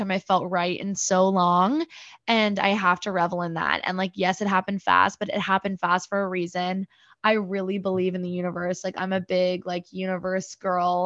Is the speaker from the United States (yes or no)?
yes; New Jersey, United States; moved away as an adult; also born or lived in Michigan / New York; I'm originally from New Jersey. I grew up there, was born and raised in Central Jersey